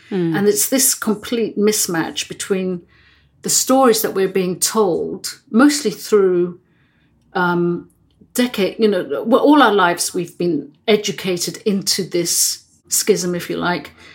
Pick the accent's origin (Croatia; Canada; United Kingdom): United Kingdom; England; also born or lived in Netherlands; when I was three years old, I emigrated from Holland um, and moved to England with my family.